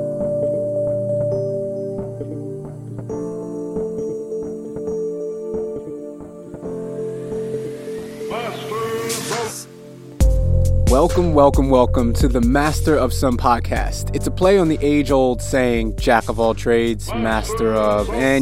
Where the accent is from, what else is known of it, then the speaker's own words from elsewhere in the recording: United States; I'm obviously American